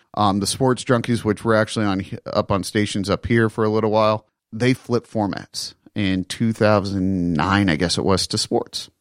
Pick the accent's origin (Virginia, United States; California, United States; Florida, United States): Virginia, United States; Northern; Growing up in Northern Virginia, in the nineties